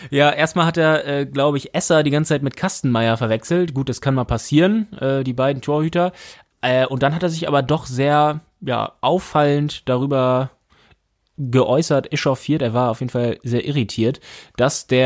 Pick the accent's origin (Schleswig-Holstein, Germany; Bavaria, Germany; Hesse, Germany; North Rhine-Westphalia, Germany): Schleswig-Holstein, Germany; Kiel; Und als Kieler weiß man, alle spielen für Holstein außer Holstein.